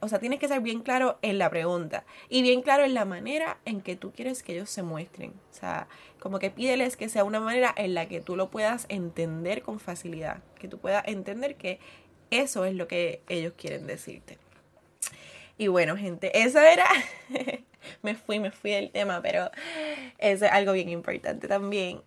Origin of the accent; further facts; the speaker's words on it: Puerto Rico; soy puertorriqueña